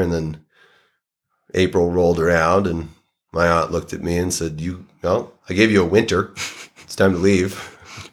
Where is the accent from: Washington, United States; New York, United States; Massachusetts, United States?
Massachusetts, United States; Saugus; now in Jackson, United States; I grew up in Saugus, Massachusetts.